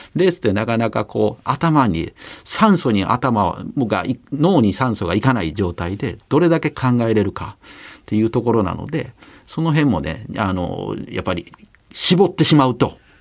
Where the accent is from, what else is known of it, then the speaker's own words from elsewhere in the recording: Nara, Japan; 僕なんかは奈良で育ったんで